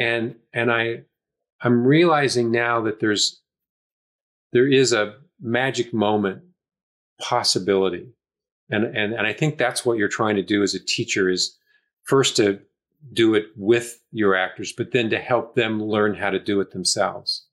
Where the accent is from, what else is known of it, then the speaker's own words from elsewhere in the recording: Oklahoma, United States; also born or lived in Michigan; now in Los Angeles, United States; up in Oklahoma